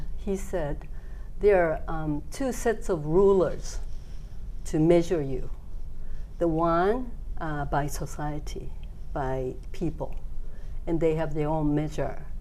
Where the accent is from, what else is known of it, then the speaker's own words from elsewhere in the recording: Kagoshima, Japan; I was born in Kagoshima, down in Kagoshima